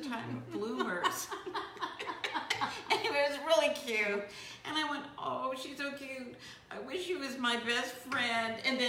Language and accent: English; Beverly Hills, California, United States; also born or lived in Norwalk, California; one of the great things about growing up in Beverly Hills